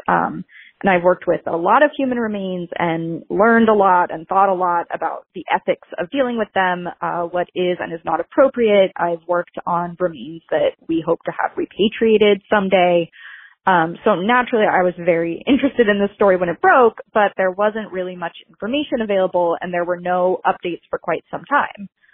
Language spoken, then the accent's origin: English; Salem, Massachusetts, United States; I'm from Salem, Massachusetts, a very spooky town